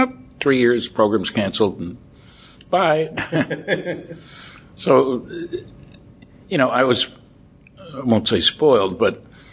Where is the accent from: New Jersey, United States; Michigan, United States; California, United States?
New Jersey, United States; Linden; I grew up in Linden, New Jersey, 18 miles from New York City.